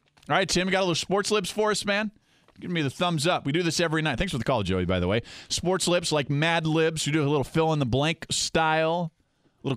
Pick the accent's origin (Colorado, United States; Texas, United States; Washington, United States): Washington, United States; Spokane; moved away; also born or lived in Tacoma, Washington; I was born in Tacoma, but yeah, I grew up in Spokane